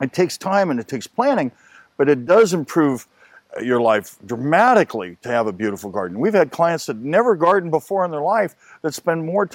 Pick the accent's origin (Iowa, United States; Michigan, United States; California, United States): California, United States; Los Angeles; also born or lived in Bakersfield, California; I lived in Hollywood for a great many years growing up